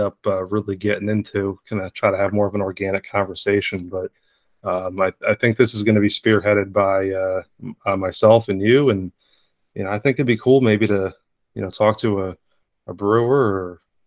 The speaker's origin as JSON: {"language": "English", "region": "Northeast", "country": "United States", "tie": "born or raised there", "said": "Growing up in the Northeast"}